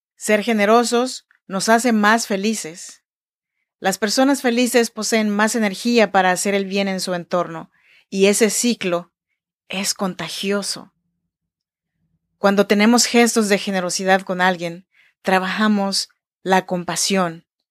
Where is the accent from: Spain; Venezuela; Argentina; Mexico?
Mexico; Oaxaca; now in Sacramento, United States; Yo nací en Oaxaca, México, en la región chinanteca y así se saluda en chinanteco.